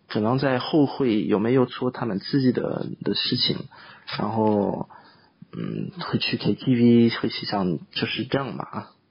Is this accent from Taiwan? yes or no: no; France; first language French; Chinese is a second language; now in China; 比如说我们法国人就基本上都会年轻的时候喜欢玩，喜欢跟朋友出去